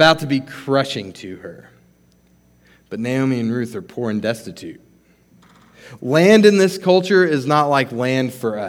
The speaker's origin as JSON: {"language": "English", "region": "New Mexico", "country": "United States", "tie": "born or raised there", "moved": "yes", "said": "I'm from New Mexico, so growing up, we'd go to Santa Fe sometimes"}